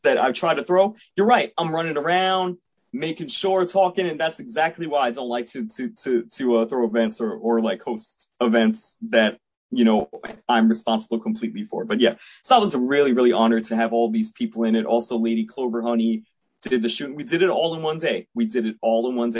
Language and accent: English; New York City, New York, United States; moved away as an adult; now in New Jersey, United States; I'm third generation American. And I was born in Queens